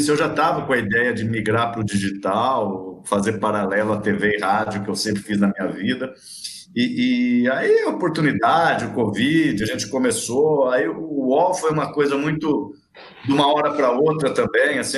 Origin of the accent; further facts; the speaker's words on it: Araraquara, São Paulo, Brazil; Eu sou de Araraquara, né? Eu trabalhei muito tempo no Rio, São Paulo, em outros lugares, mas eu sou de Araraquara e estou em Araraquara.